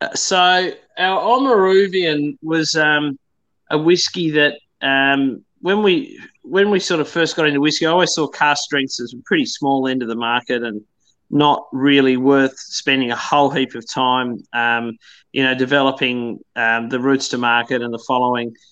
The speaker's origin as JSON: {"language": "English", "town": "Bothwell", "region": "Tasmania", "country": "Australia", "tie": "born or raised there", "said": "I grew up in in Bothwell, um, which is my hometown"}